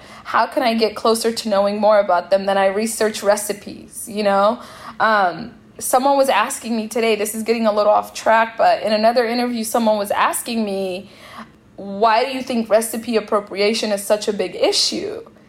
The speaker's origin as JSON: {"language": "English", "town": "Seattle", "region": "Washington", "country": "United States", "tie": "born or raised there", "said": "And by home, I mean like growing up in Seattle and eating a lot with Ethiopians and Eritreans."}